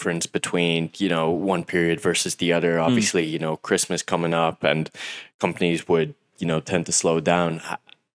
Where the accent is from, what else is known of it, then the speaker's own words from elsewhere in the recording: Mayo, Connacht, Ireland; I'm from Mayo